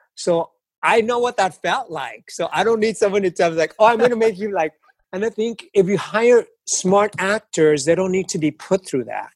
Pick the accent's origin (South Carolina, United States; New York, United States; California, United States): California, United States; Los Angeles; I grew up in East Los Angeles